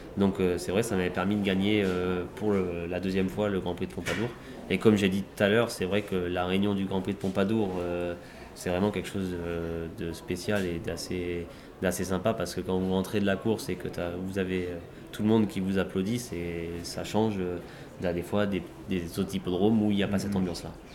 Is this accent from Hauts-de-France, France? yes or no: no; Normandy, France; je suis originaire de Normandie en Normandie